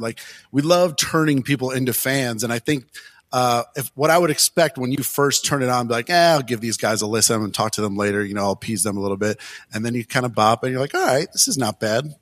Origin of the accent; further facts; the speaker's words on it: Detroit, Michigan, United States; I'm, I'm from Detroit, so my influences were always, you know, more Motown